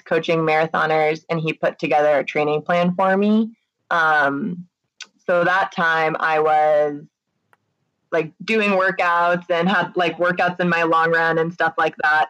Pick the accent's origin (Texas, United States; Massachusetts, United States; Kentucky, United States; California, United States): Massachusetts, United States; Hopkinton; moved away; my hometown is where that marathon starts